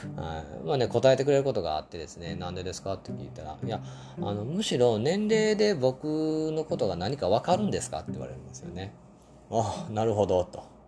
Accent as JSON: {"language": "Japanese", "region": "Osaka", "country": "Japan", "tie": "born or raised there", "also_born_or_lived": "Kyoto", "said": "京都生まれ、大阪育ち、現在は大阪に住んでますね"}